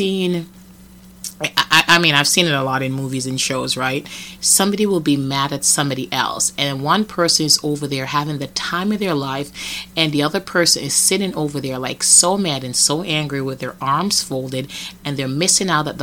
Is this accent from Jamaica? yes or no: yes; Jamaica; now in United States; I remember in Jamaica getting beaten a lot